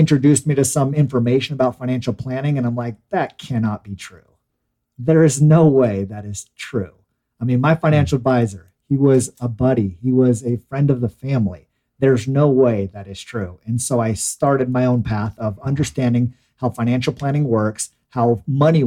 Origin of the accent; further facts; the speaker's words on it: Mesa, Arizona, United States; I was born in Mesa, Arizona